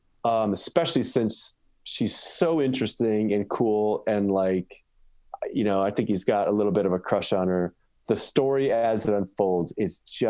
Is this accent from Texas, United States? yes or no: no; Chicago, Illinois, United States; now in Grand Rapids, United States; I'm from Chicago. That's where I'm originally from, and I'm now living in Grand Rapids, Michigan.